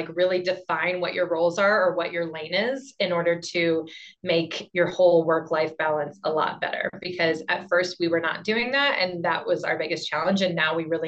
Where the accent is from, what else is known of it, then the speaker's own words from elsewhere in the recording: Maine, United States; moved away as an adult; also born or lived in Boston; now in Colorado, United States; I grew up in Maine